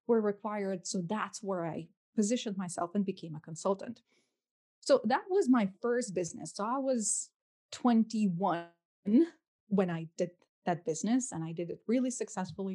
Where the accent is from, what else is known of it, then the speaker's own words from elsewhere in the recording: Lithuania; moved away as an adult; now in London, United Kingdom; I'm originally from Lithuania. So I grew up there for, I lived there for 21 years of my life